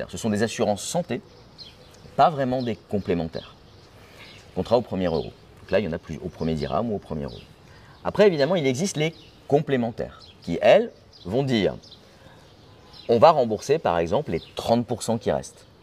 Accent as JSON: {"language": "French", "country": "Belgium", "moved": "yes", "lives_now": "Morocco", "said": "moi je suis de Belgique."}